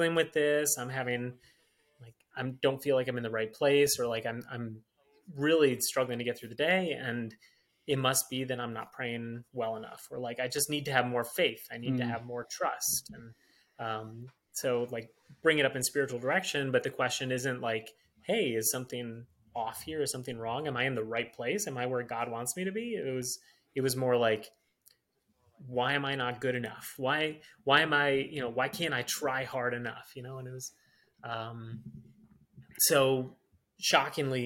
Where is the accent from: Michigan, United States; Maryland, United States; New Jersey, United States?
Michigan, United States; I'm from Michigan, grew up in Michigan